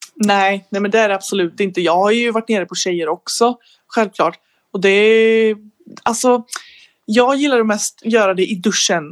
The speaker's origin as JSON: {"language": "Swedish", "country": "Sweden", "said": "jag är 19, från Sverige"}